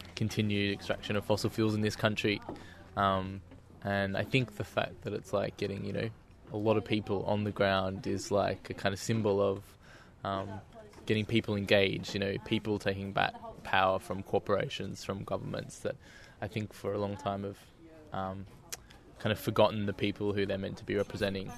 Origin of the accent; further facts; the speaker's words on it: Melbourne, Victoria, Australia; I'm from Melbourne